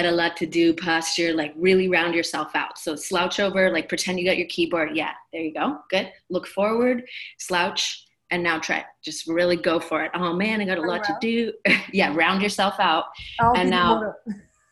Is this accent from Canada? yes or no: yes; Canada; now in Maui, United States; I'm originally from Canada